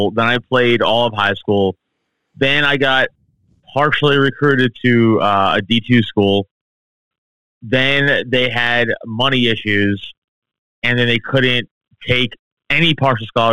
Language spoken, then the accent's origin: English; New York City, New York, United States; growing up in Staten Island, New York, a very Italian, Irish place for most part